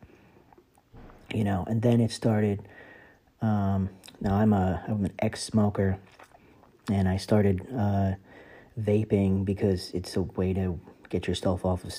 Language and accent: English; New Jersey, United States; I am from New Jersey